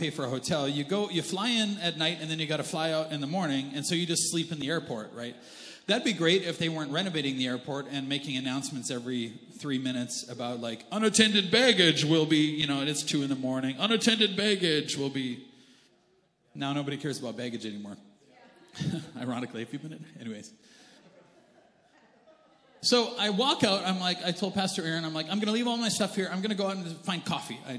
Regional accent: Canada; also born or lived in United States; I'm Canadian.

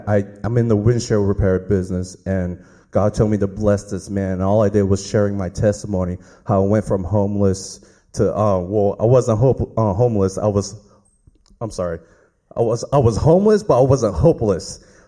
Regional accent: Orlando, Florida, United States; I'm from Orlando, Florida, and I came down to see the Smith family.

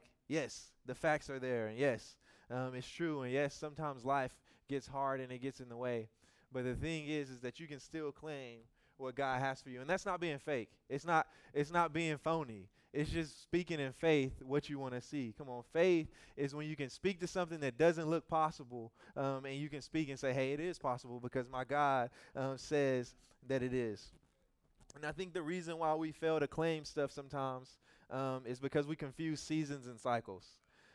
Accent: Louisiana, United States; I'm from Louisiana.

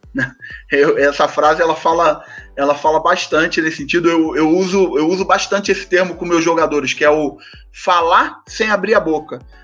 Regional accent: Rio de Janeiro, Brazil; Eu sou carioca do subúrbio do Rio de Janeiro. Até hoje moro onde eu fui nascido e criado, em Del Castilho

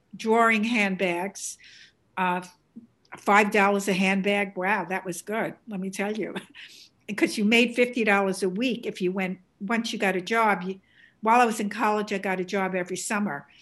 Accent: New York City, New York, United States; accent: Bronx; this is a Bronx accent, beautiful Bronx accent

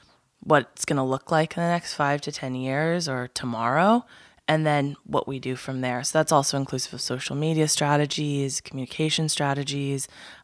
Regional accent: Pacific Northwest, United States; So I'm from the Pacific Northwest

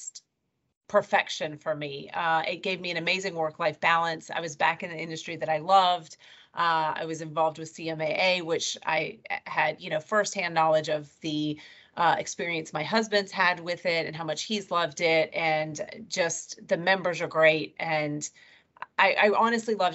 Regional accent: Marietta, Georgia, United States; also born or lived in Alabama; I was born and raised in Marietta, Georgia, lived there my entire life, except for when I went away to college

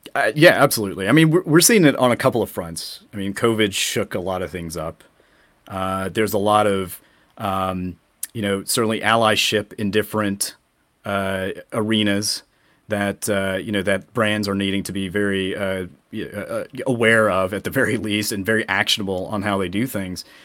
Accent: Atlanta, Georgia, United States; we are both from Atlanta

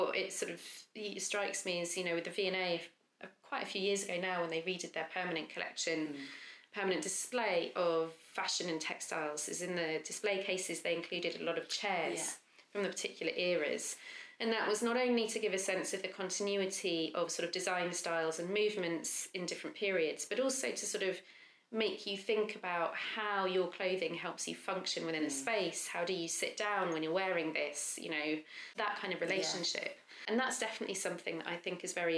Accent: Lowestoft, East of England, United Kingdom; moved away; also born or lived in London; I grew up in a seaside town called Lowestoft

